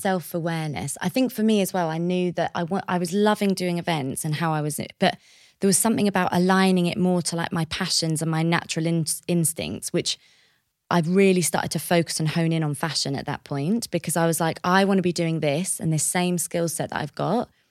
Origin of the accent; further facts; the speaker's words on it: Bishop's Stortford, East of England, United Kingdom; also born or lived in Paris, France; I grew up on the border of Hertfordshire and Essex in a town called Bishop Stortford